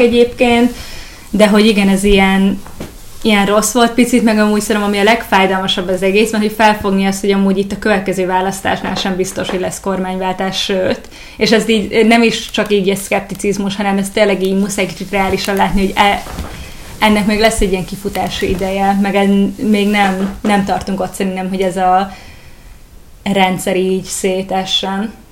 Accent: Hungary; also born or lived in Germany; Németországban születtem, és akkor uh, pici koromban költöztünk ide Magyarországra

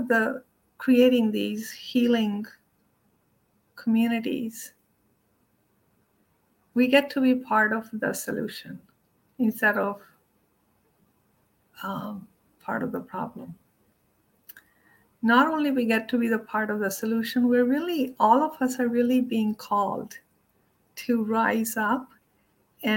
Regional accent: India; moved away; I grew up in India

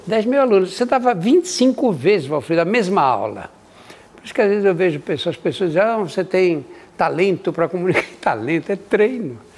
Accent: São Paulo, Brazil; eu nasci no Brás, o Brás era o bairro que recebia os imigrantes que vinham da Europa

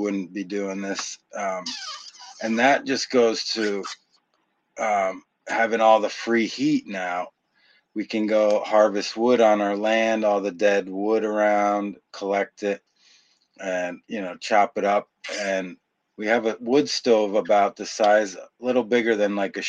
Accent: Connecticut, United States; also born or lived in California; now in Maine, United States; I'm from Connecticut

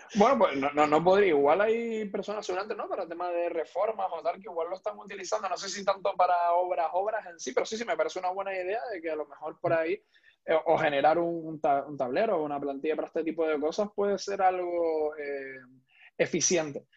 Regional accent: Tenerife, Canary Islands, Spain; tanto Héctor como yo somos canarios, concretamente de, de Tenerife

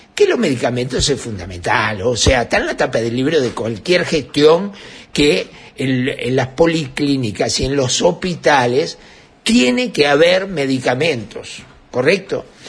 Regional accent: Uruguay; soy un uruguayo

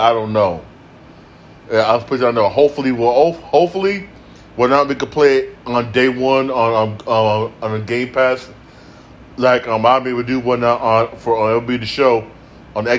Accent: Connecticut, United States; I'm from Connecticut.

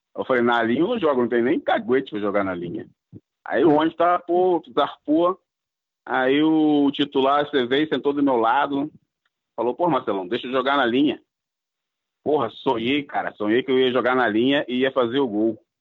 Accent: Cabo Frio, Rio de Janeiro, Brazil; meu pai é cabista, minha mãe é de armação de búzios e eu nasci em Cabo Frio

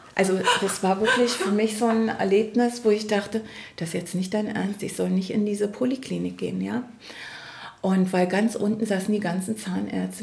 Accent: East Germany, Germany; ich komme ja aus dem Ostteil von Deutschland

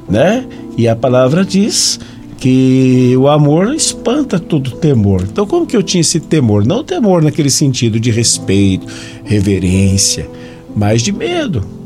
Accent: Jacareí, São Paulo, Brazil; eu sou de Jacareí

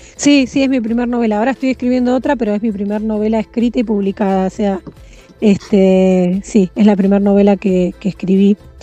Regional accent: Mar del Plata, Buenos Aires Province, Argentina; also born or lived in Santa Clara del Mar; Nací en Mar del Plata, pero hace 16 años que vivo en Santa Clara del Mar

